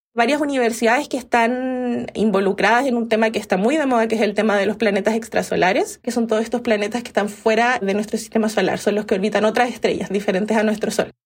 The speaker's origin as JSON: {"language": "Spanish", "region": "Valparaíso", "country": "Chile", "tie": "born or raised there", "said": "Ahí estudié en mi ciudad natal, en Valparaíso"}